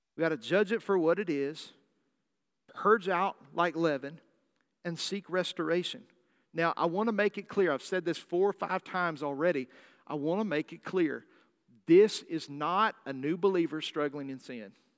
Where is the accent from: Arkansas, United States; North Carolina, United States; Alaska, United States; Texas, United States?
Arkansas, United States; accent: Southern drawl; also born or lived in California; I'm a native Californian, although I speak with a Southern draw accent 'cause I was raised in Arkansas from the time I was five.